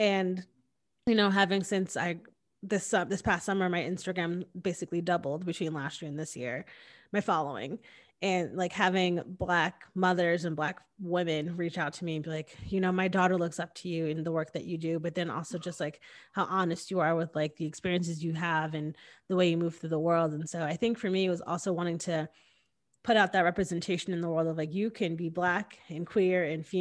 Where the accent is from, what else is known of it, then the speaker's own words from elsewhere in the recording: Connecticut, United States; moved away as an adult; now in Austin, United States; I was born and raised in Connecticut